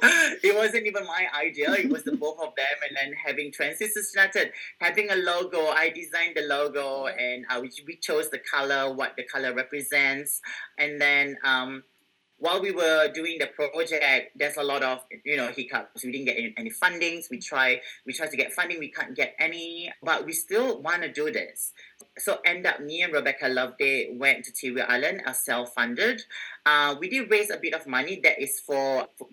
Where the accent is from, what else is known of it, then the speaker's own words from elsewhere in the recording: Singapore; moved away as an adult; now in Australia; I come from Singapore